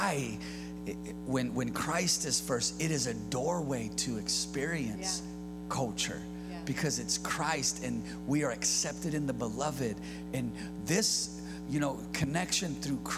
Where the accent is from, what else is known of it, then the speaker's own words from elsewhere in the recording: California, United States; I'm born and raised in California.